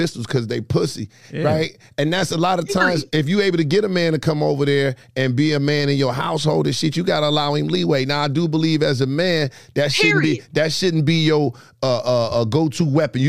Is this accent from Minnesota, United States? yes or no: no; Detroit, Michigan, United States; I'm from 12th Street, one of the years, Rosa Parks Boulevard